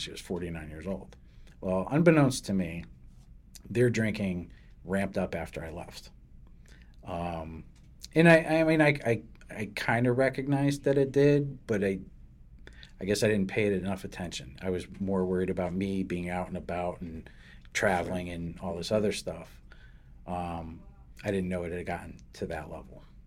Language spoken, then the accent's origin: English; New Britain, Connecticut, United States; born or raised there; also born or lived in Derby, Connecticut / Hartford, Connecticut